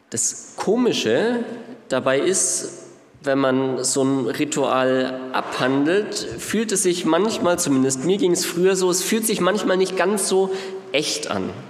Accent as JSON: {"language": "German", "town": "Ansbach", "region": "Bavaria", "country": "Germany", "said": "Ich komme jetzt nicht hier aus Nürnberg, sondern aus Ansbach, aber es ist zumindest von fast."}